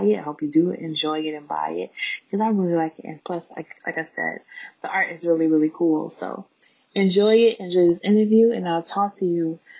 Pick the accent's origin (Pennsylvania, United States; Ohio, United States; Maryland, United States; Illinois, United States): Illinois, United States; Chicago; I was born and raised in Chicago.